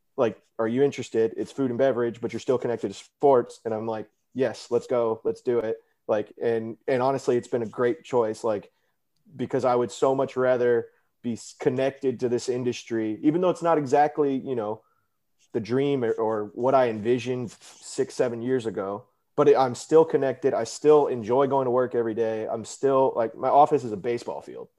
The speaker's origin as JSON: {"language": "English", "town": "Houston", "region": "Texas", "country": "United States", "also_born_or_lived": "Michigan", "said": "I'm originally from Houston, Texas"}